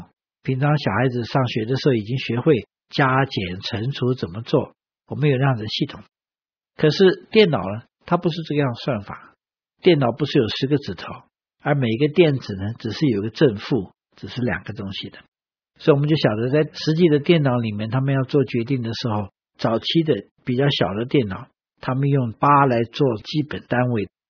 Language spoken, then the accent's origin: Chinese; China; 我们中国人的这个算盘是比较接近。